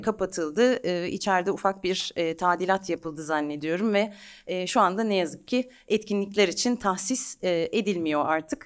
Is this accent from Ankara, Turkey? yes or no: yes; Ankara, Turkey; moved away as an adult; also born or lived in Italy; now in Istanbul, Turkey